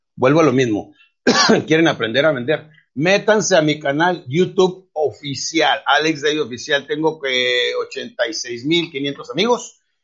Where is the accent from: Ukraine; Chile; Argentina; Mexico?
Mexico